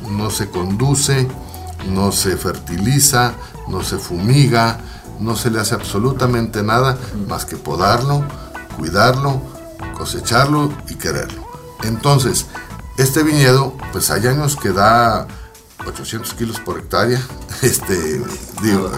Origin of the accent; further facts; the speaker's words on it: Mexicali, Baja California, Mexico; also born or lived in Ensenada; La familia es de Ensenada, yo nací en Mexicali.